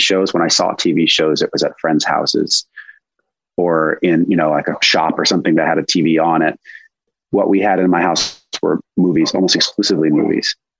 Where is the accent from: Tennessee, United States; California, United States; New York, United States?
California, United States; Los Angeles; I grew up here in Los Angeles, but I grew up kind of like in a more rural part of LA in the Santa Monica Mountains